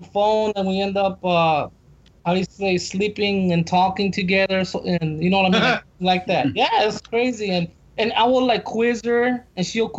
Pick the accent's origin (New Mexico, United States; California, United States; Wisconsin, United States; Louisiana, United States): California, United States; I'm from California